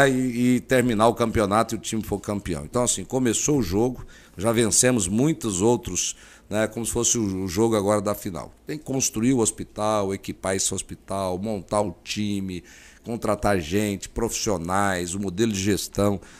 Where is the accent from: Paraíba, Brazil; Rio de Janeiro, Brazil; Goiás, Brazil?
Goiás, Brazil; near Anápolis; now in Mato Grosso, Brazil; Eu vim lá do Goiás, né, eu trabalhava na roça até os 16 anos de idade, eu trabalhei no cabo da enxada, entendeu? Não era, não sou filho de rico, né, trabalhava na roça, agricultura familiar, pequena propriedade, 100 hectares lá pertinho de Anápolis, né?